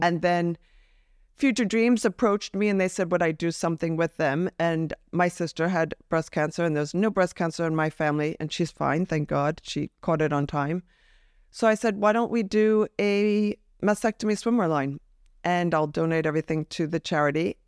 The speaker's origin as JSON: {"language": "English", "region": "New Jersey", "country": "United States", "said": "I'm from New Jersey"}